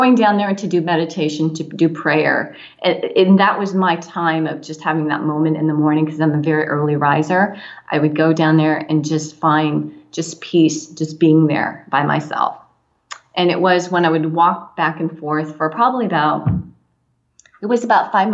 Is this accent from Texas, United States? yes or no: no; San Diego County, California, United States; also born or lived in Orange County, California; I grew up in San Diego County